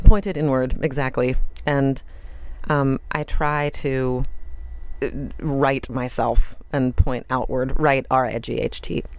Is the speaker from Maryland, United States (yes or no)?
yes; Baltimore, Maryland, United States; moved away as an adult; also born or lived in Washington, District of Columbia, United States; I live in Baltimore and I'm from Baltimore